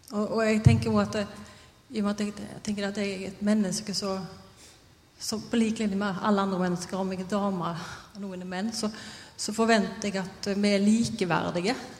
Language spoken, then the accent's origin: Norwegian; Haugesund, Rogaland, Norway; jeg er fra Haugesund